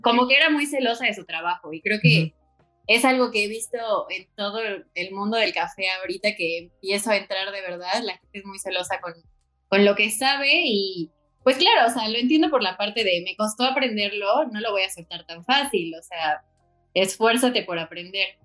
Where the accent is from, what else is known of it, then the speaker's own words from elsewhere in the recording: Puebla, Mexico; also born or lived in León / New York; soy de Puebla